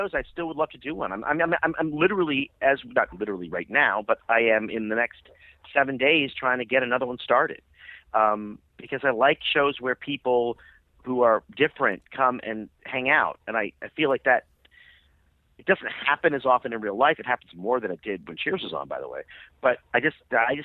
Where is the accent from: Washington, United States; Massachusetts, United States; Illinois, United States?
Massachusetts, United States; Boston; I'm from Boston